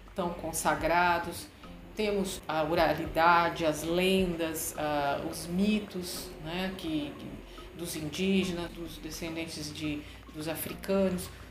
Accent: Brazil; nós brasileiros

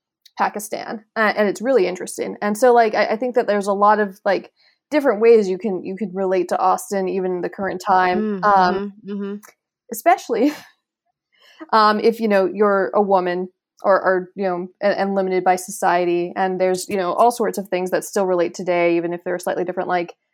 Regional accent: Mississippi, United States; I grew up in Southern Mississippi. And my sister and I both went to colleges in Southern Mississippi.

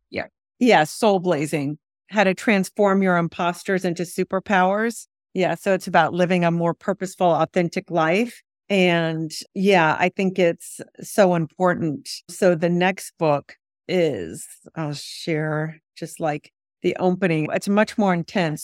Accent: San Diego, California, United States; I grew up in San Diego for the most part, but under a Baghdad roof, under Baghdad rules.

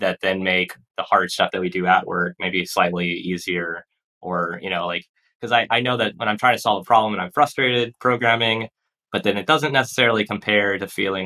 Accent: Texas, United States; also born or lived in Portland; now in Puerto Rico; I grew up in Texas, which is like just a barren wasteland of corn fields and concrete

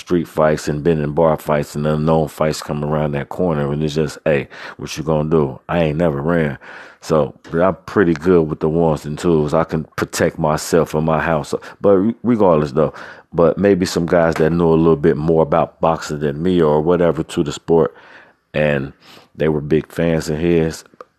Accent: Cincinnati, Ohio, United States; I never lived anywhere outside of Cincinnati, Ohio

